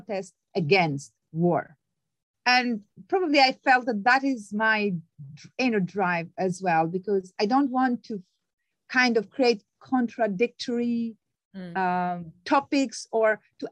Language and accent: English; Albania; moved away; I'm originally from Albania